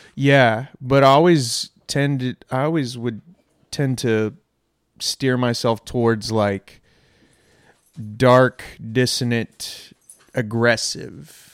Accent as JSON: {"language": "English", "town": "Irving", "region": "Texas", "country": "United States", "tie": "born or raised there", "said": "I grew up in Irving"}